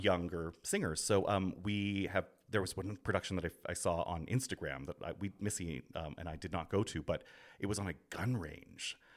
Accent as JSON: {"language": "English", "town": "Grande Prairie", "region": "Alberta", "country": "Canada", "tie": "born or raised there", "moved": "yes", "lives_now": "Brooklyn, United States", "said": "I grew up in Grand Prairie"}